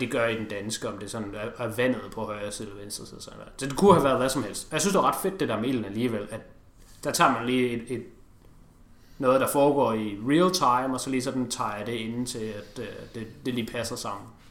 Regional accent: Denmark; Vi to er danskere

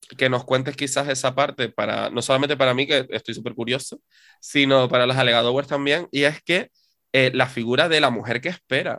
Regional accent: Canary Islands, Spain; nuestra historia como sociedad canaria

